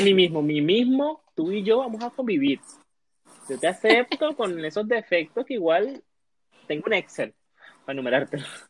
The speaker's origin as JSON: {"language": "Spanish", "country": "Venezuela", "also_born_or_lived": "Colombia", "moved": "as an adult", "lives_now": "Chile", "said": "nosotros somos venezolanos y, estamos migrantes en Chile."}